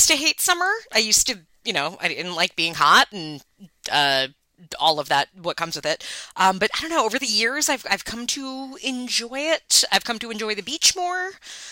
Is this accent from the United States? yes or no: yes; Long Island, New York, United States; I grew up in Long Island